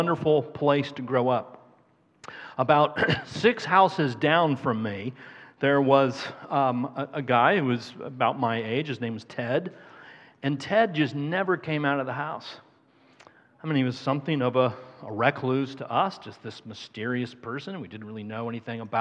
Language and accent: English; Carmel, Indiana, United States; I grew up in Carmel, Indiana